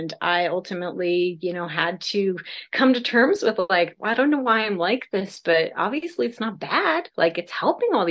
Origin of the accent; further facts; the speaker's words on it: South Dakota, United States; now in California, United States; I was raised in South Dakota in the middle of nowhere, pre-internet.